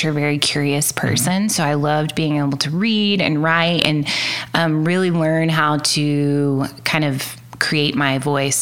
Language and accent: English; Cleveland, Oklahoma, United States; now in Oklahoma City, United States; I grew up in Cleveland, Oklahoma